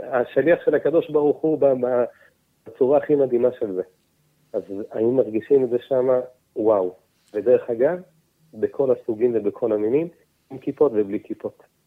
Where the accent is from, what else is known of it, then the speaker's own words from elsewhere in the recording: Petah Tikva, Central District, Israel; גם אני גדלתי מפתח תקווה